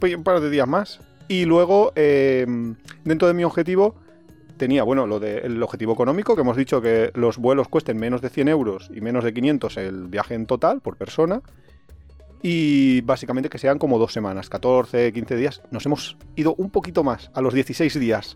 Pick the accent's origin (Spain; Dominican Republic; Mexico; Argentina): Spain; Alicante, Valencian Community; Nosotros somos de Alicante